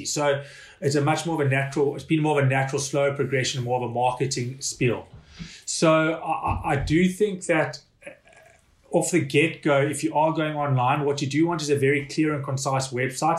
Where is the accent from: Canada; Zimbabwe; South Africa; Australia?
South Africa; also born or lived in Hong Kong; now in Ireland; being a South African